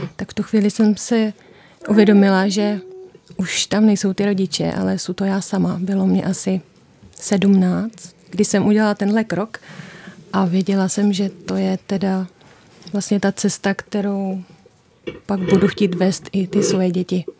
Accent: Prace, South Moravian Region, Czechia; moved away as an adult; now in Pozořice, Czech Republic; Já pocházím z Prace

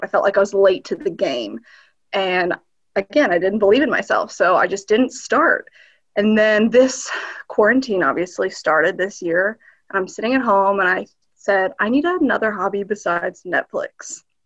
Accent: northern Kentucky, United States; also born or lived in Berlin, Germany / Sarajevo, Bosnia and Herzegovina; we moved into the US in the late 90s, like a lot of us. Um, and we settled here in northern Kentucky

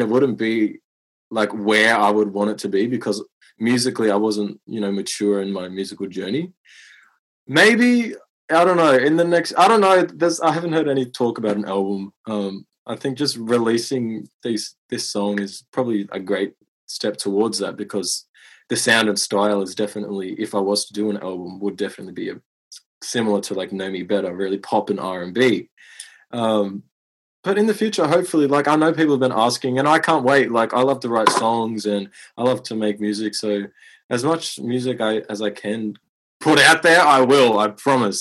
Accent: Moama, New South Wales, Australia; I grew up in a small country town on the border of New South Wales and Victoria called Moama

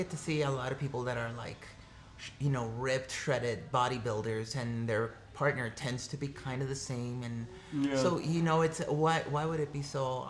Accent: Mexico; No, so I'm an immigrant from Mexico.

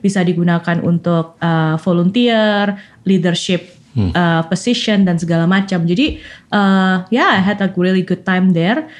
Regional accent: Malang, East Java, Indonesia; moved away as an adult; also born or lived in Berkeley; now in Cambridge, Massachusetts, United States; sekolah sampai selesai SMA di Malang, uh, di Santo Yusuf Malang

